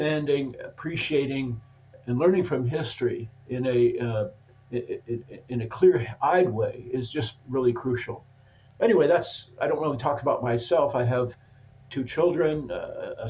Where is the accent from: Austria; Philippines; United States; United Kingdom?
United States; Portland, Oregon; moved away as an adult; also born or lived in Germany; born and raised in Portland, Oregon